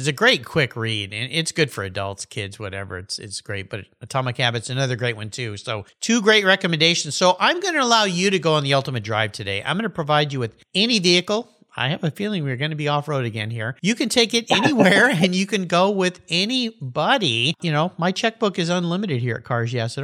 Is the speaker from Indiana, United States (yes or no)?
no; Southern California, United States; growing up in Southern California